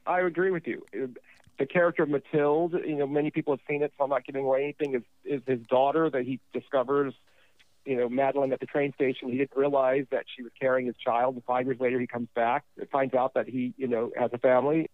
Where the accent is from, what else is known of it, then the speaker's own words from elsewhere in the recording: Los Angeles, California, United States; When I was born and we were growing up in Los Angeles